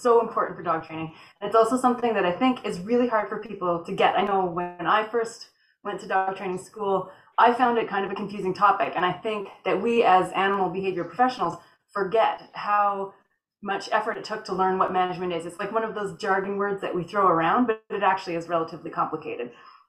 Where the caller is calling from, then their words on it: British Columbia, Canada; I'm coming from Northern British Columbia, Canada.